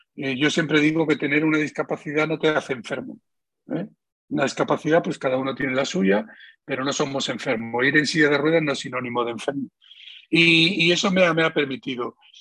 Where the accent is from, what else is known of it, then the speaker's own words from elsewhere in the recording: Spain; él y yo somos los españoles con más medallas de oro de la historia de España